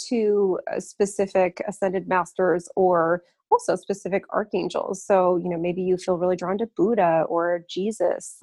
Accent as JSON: {"language": "English", "town": "Lafayette", "region": "Colorado", "country": "United States", "tie": "born or raised there", "said": "my hometown of Lafayette, Colorado"}